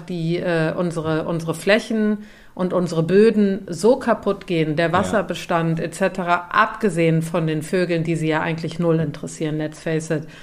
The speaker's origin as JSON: {"language": "German", "town": "Cologne", "region": "North Rhine-Westphalia", "country": "Germany", "tie": "born or raised there", "said": "ich bin ja in Köln Stadt aufgewachsen"}